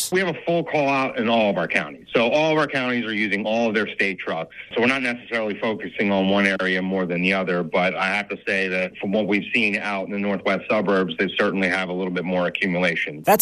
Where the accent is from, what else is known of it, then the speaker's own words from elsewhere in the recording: Puerto Rico; In Puerto Rico, I'm from Puerto Rico. Usually, you did not receive gifts on Christmas